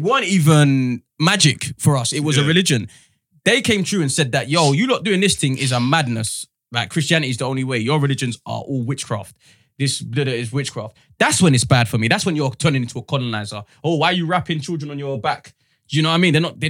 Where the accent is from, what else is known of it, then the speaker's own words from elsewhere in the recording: Gloucester, South West England, United Kingdom; I'm a guy from Gloucester.